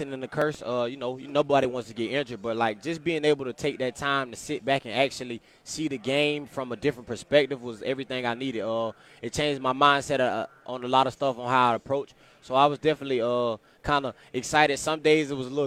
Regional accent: Florida, United States; moved away as an adult; now in Kansas, United States; I'm from Florida

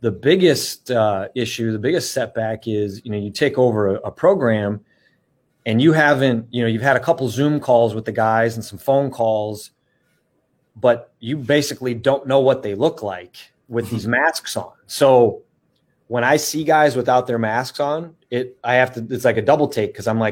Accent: Wisconsin, United States; moved away as an adult; coming back to my home state of Wisconsin

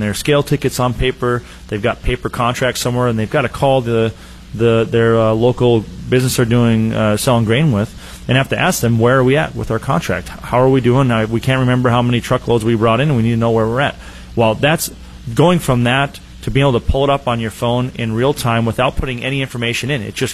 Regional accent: North Dakota, United States; also born or lived in Fargo, North Dakota; I grew up in North Dakota, way northern parts there.

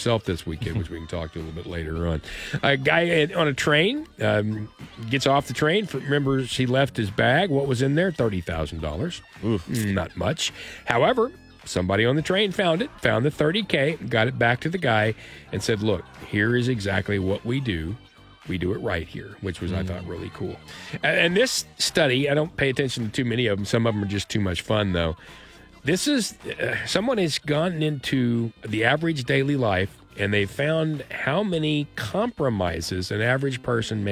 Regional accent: Tahlequah, Oklahoma, United States; I was raised partially in Tahlequah, and my grandparents, and where I lived there in Tahlequah with them, we were on well water.

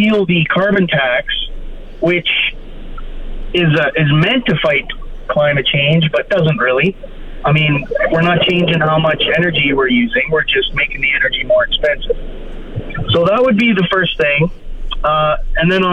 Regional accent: Alberta, Canada; also born or lived in Fort McMurray; I was born and raised in Alberta. I moved to Fort McMurray about 6 years ago

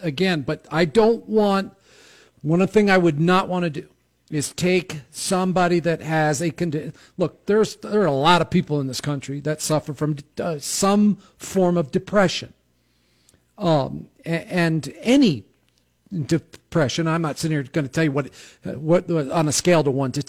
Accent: outside of New York City, United States; I grew up in outside of New York City

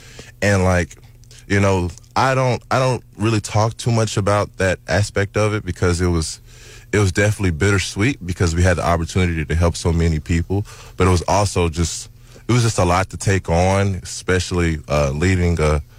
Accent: Kansas City, Missouri, United States; I grew up in Kansas City, Missouri.

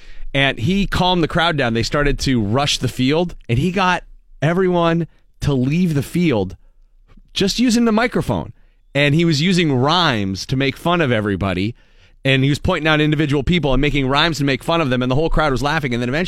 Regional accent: Ireland; I'm Irish.

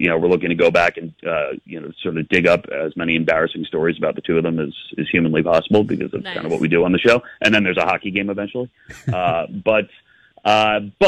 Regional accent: New York, United States; born or raised there

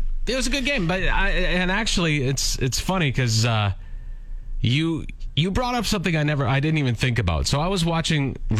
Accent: Langenburg, Saskatchewan, Canada; my hometown of Landingham

